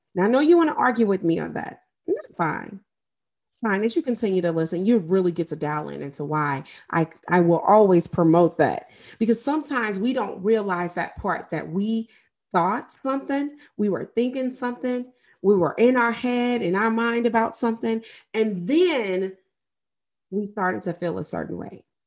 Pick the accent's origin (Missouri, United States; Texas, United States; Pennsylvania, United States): Missouri, United States; St. Louis; I am from Saint Louis, Missouri, and I lived, literally grew up and graduated near the area where Mike Brown was murdered.